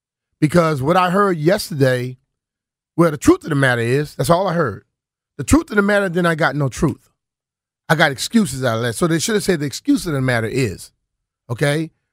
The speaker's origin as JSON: {"language": "English", "region": "Louisiana", "country": "United States", "tie": "born or raised there", "said": "To hell with that. I grew up in Louisiana, damn it, and I ran my ass off."}